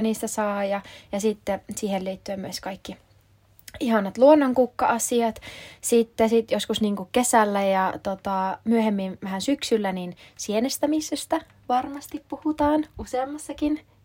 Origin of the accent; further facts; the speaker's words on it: Kuopio, North Savo, Finland; moved away as an adult; now in Helsinki, Finland; Oon alun perin Kuopiosta kotoisin, mutta tota, oon nyt asunut reilu kahdeksan vuotta Helsingissä